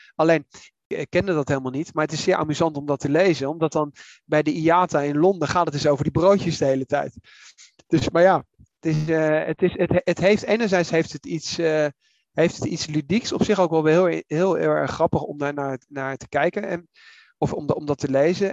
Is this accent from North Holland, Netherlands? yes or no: no; The Hague, South Holland, Netherlands; ik ben in Den Haag opgegroeid, dus ik ken dat